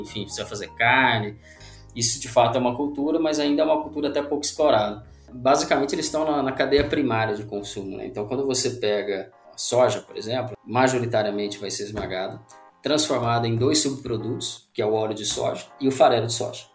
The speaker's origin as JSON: {"language": "Portuguese", "town": "Londrina", "region": "Paraná", "country": "Brazil", "moved": "yes", "lives_now": "Uberlândia, Brazil", "said": "eu sou de Londrina, no Paraná"}